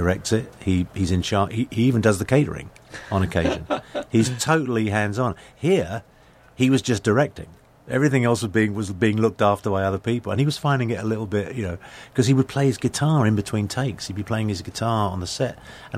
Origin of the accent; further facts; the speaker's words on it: London, United Kingdom; moved away as an adult; now in United States; born and raised in England, mm-hmm. now an American citizen.